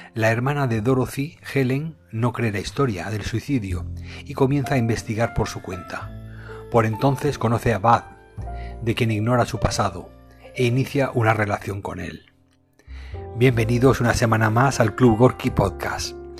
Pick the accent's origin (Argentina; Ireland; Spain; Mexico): Spain; aquí en mi país, en España